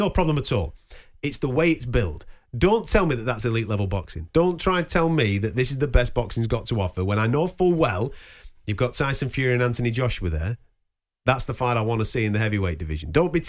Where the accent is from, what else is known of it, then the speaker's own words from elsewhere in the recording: United Kingdom; I can only speak as a British guy following my British fighters, and we've got six world champions at the moment.